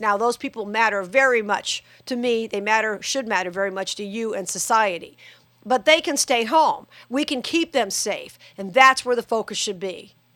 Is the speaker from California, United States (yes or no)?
no; Las Vegas, Nevada, United States; Vegas is my hometown